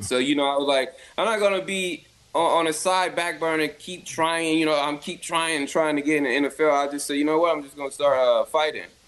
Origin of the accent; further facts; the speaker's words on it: Compton, California, United States; I was born in Compton, in California